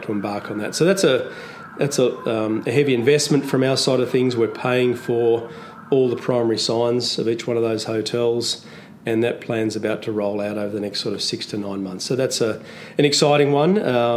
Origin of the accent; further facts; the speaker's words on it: Canberra, Australian Capital Territory, Australia; moved away as an adult; also born or lived in Sydney; now in Melbourne, Australia; I grew up in Canberra, so I did my study in Canberra for a couple of years